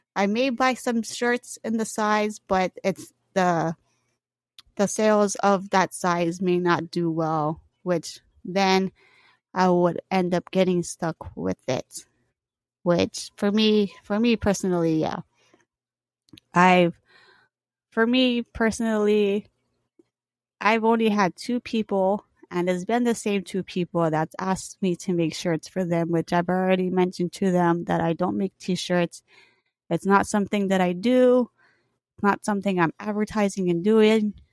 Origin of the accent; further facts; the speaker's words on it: Hawaii, United States; also born or lived in California; Hawaii, I grew up here